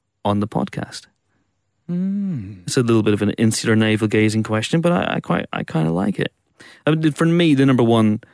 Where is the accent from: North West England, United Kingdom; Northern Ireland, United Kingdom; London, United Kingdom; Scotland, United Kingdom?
Northern Ireland, United Kingdom; I'm from the Adam's apple of Northern Ireland